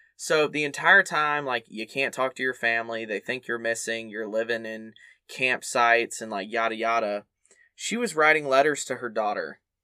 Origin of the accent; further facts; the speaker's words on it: the South, United States; growing up in the South as a Baptist kid